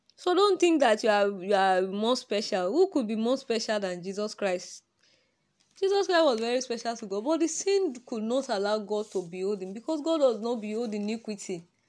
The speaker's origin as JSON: {"language": "English", "country": "Nigeria", "accent": "Nigerian", "said": "My Nigeria accent."}